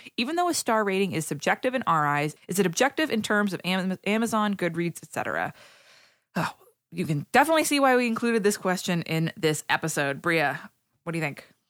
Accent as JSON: {"language": "English", "town": "Haverhill", "region": "Massachusetts", "country": "United States", "tie": "born or raised there", "said": "I grew up in Haverhill, Massachusetts"}